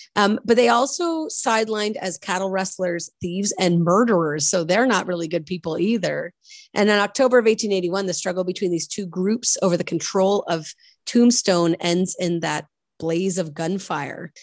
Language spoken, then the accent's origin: English; Nova Scotia, Canada; growing up in Nova Scotia, we have a lot of Scottish last names